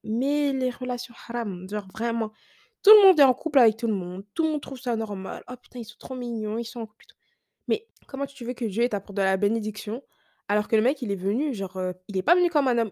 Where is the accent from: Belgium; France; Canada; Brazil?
France; Ils pensaient que j'étais pas française, mais si